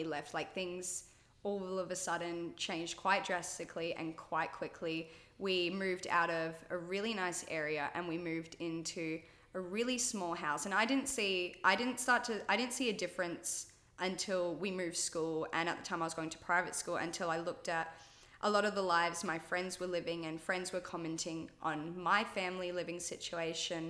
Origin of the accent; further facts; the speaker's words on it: Australia; I was born in Australia.